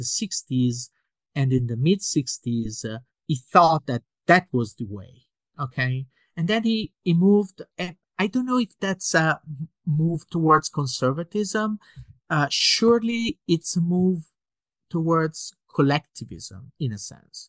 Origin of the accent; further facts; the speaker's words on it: Italy; I was born in 1971 in Italy